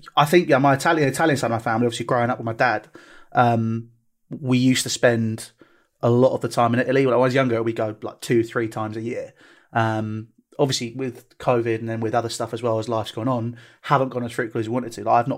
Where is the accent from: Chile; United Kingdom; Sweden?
United Kingdom; England; But for me, you know, I'm English when it comes to me football.